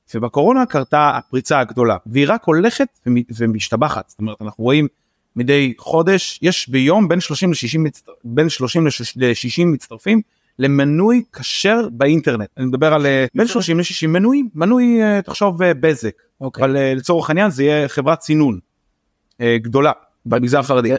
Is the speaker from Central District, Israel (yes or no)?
no; Bnei Brak, Tel Aviv District, Israel; born or raised there